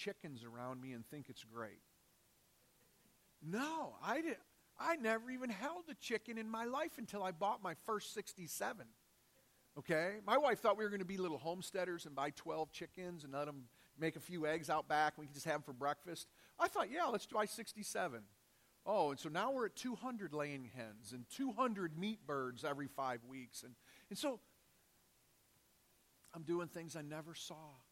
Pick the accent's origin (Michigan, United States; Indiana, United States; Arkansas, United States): Michigan, United States; Detroit; moved away as an adult; I grew up in Detroit. Lived there for 32 years in my life.